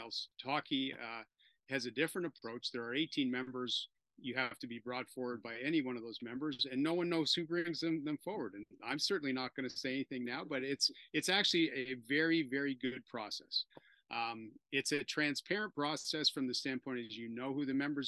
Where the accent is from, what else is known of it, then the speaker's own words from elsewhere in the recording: Toronto, Ontario, Canada; playing for my hometown Toronto Maple Leafs